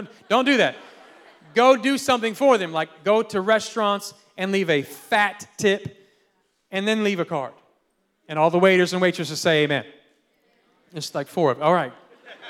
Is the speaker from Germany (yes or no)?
no; Philippines; born there; I was born in the Philippines, and then my parents, and grandpa's, uncles, cousins, they're all, it's like the mafia.